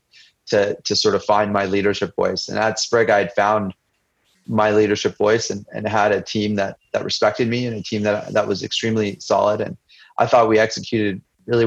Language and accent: English; United States; I grew up as an Indian immigrant to the United States